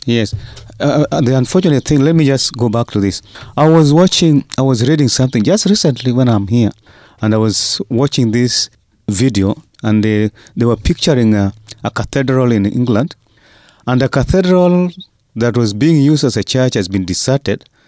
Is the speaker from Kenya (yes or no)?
yes; Kenya; as Kenyan pastors